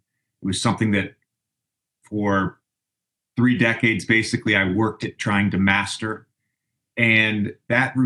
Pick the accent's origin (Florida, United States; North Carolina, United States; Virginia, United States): Virginia, United States; Roanoke; also born or lived in Tennessee; we grew up in Tennessee and Southwest Virginia